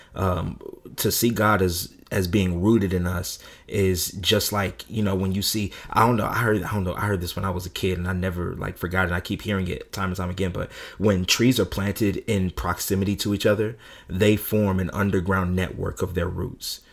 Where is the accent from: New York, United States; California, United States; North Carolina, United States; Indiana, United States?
California, United States; growing up in California